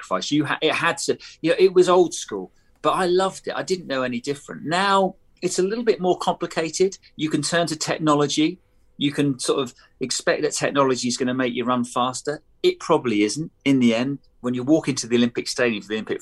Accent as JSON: {"language": "English", "country": "United Kingdom", "said": "as a Brit"}